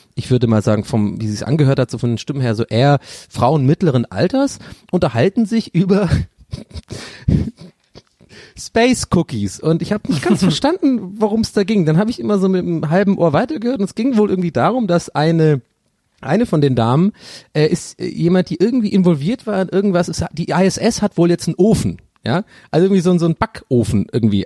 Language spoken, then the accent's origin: German; Ireland; moved away; aus Irland